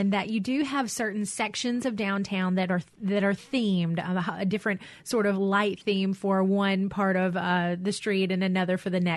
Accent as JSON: {"language": "English", "town": "Drew", "region": "Mississippi", "country": "United States", "tie": "born or raised there", "said": "was a kid growing up in Drew, Mississippi"}